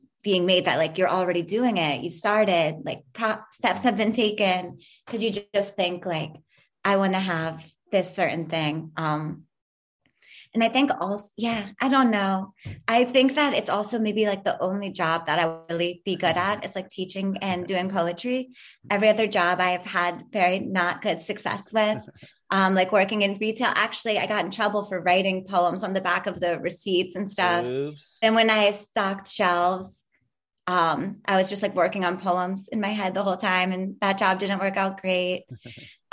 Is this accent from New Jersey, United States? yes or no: no; Philadelphia, Pennsylvania, United States; moved away; also born or lived in Pittsburgh; Philadelphia, which is, you know, my hometown